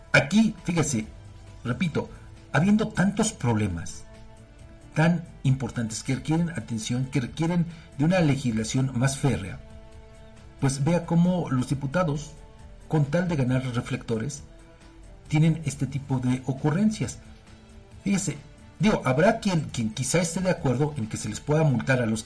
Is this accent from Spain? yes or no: no; Mexico; porque como mexicanos, pues creo que todos tendríamos que sabernos, eh, no quizá el himno completo